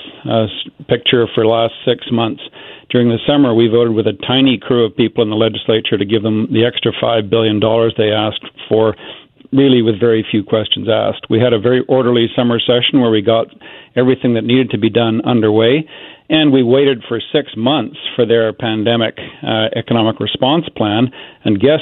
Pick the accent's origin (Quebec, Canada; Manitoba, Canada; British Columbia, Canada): British Columbia, Canada; Kamloops; I grew up in Kamloops